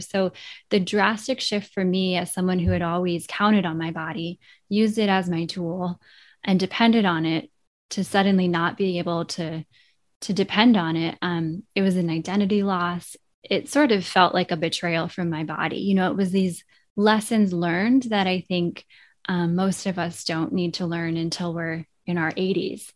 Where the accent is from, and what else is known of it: Vermont, United States; born or raised there